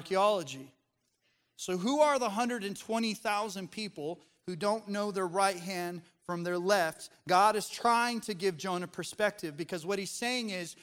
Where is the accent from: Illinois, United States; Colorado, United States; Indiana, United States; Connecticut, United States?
Colorado, United States; now in the South, United States; Growing up in Colorado, in the mountains